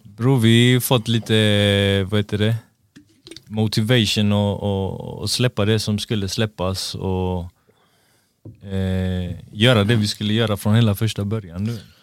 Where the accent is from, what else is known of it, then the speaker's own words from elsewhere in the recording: Gothenburg, Västra Götaland, Sweden; also born or lived in Angered, Gothenburg; alla vi var ju från Hammarkullen. Sen flyttade mina föräldrar från Hammarkullen till Angered